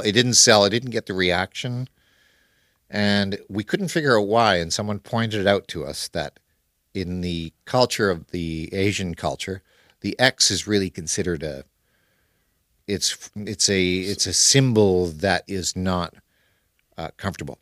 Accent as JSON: {"language": "English", "country": "Canada", "tie": "born or raised there", "moved": "yes", "lives_now": "Kuala Lumpur, Malaysia", "said": "the area that I grew up in Canada."}